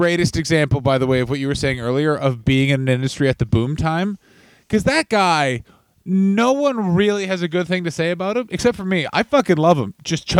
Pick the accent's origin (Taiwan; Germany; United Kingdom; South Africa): Taiwan; It's like, I'm from Taiwan. What part of China is that?